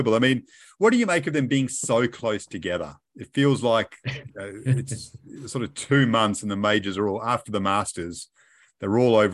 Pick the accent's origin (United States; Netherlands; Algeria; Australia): Australia